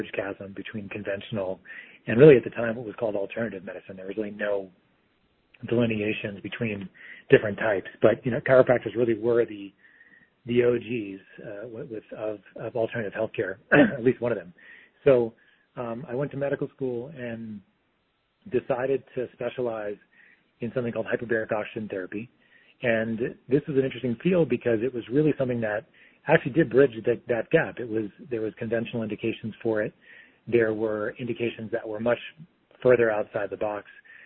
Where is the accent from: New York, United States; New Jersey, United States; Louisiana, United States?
New York, United States; Long Island; I'm from New York. I grew up on Long Island